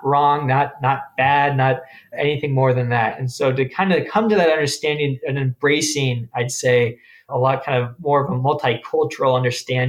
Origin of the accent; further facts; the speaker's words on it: San Diego, California, United States; moved away as an adult; also born or lived in Memphis, Tennessee; growing up in San Diego